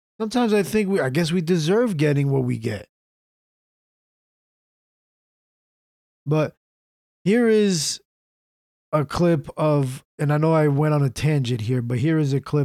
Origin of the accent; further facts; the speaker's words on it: United States; we're American